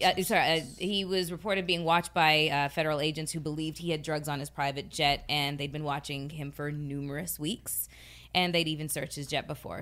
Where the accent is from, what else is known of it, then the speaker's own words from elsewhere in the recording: Canada; moved away; my home country